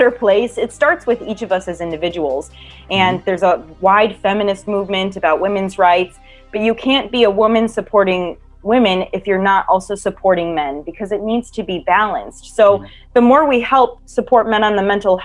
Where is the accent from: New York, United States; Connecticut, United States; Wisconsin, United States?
Wisconsin, United States; moved away; also born or lived in Hollywood, California; I grew up in Wisconsin and I also moved to Hollywood, California.